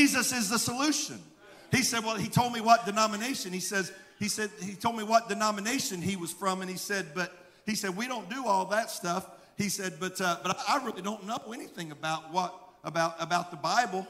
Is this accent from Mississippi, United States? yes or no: yes; Mississippi, United States; I'm from Mississippi